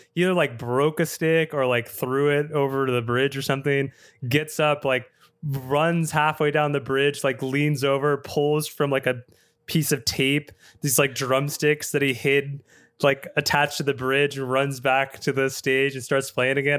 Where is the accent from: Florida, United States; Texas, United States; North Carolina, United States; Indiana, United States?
Texas, United States; Austin; my hometown of Austin